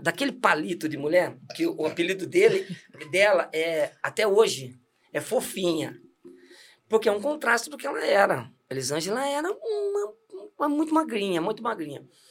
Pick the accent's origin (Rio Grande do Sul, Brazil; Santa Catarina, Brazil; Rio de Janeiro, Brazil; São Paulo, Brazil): São Paulo, Brazil; Santos; moved away; nasci em Santos e viemos para cá porque meu pai faleceu muito cedo